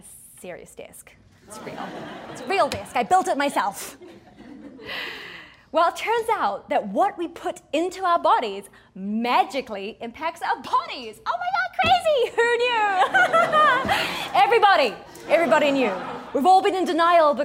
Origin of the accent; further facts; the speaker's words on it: New Zealand; now in United States; I grew up in New Zealand, a small country at the bottom of the world.